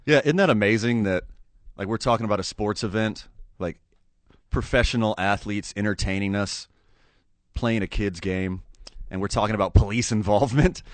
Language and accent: English; Houston, Texas, United States; I grew up right outside of Houston.